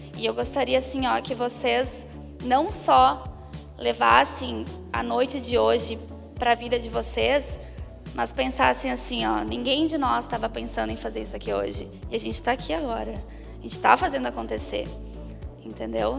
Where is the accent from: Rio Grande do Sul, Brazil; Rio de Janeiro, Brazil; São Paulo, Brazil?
Rio Grande do Sul, Brazil; Caxias do Sul; sou do Rio Grande do Sul, gaúcha, de Caxias, na Serra